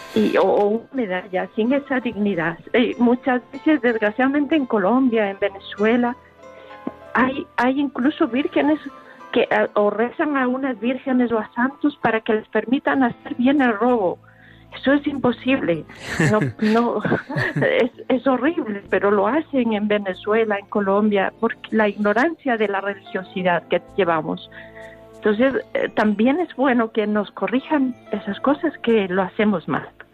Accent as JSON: {"language": "Spanish", "country": "Ecuador", "moved": "yes", "lives_now": "Spain", "said": "Yo soy ecuatoriana"}